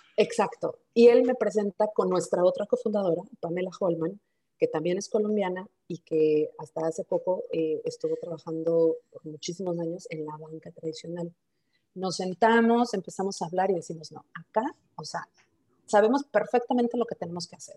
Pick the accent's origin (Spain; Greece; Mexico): Mexico; moved away as an adult; also born or lived in Mulhouse, France; somos mexicanos, aunque yo, soy la única que está fuera de México